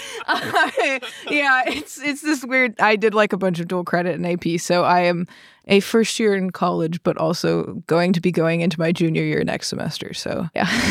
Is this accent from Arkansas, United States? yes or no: yes; Arkansas, United States; moved away as an adult; also born or lived in Texas / North Carolina; I grew up in Arkansas